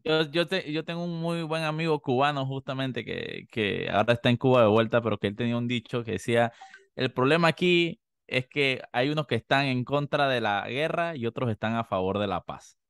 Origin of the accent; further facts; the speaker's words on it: Panama; como panameños